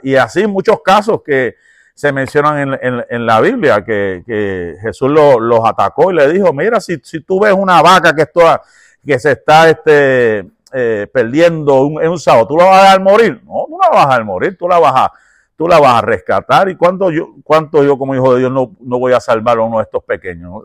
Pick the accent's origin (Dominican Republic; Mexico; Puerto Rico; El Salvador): Puerto Rico; yo soy puertorriqueño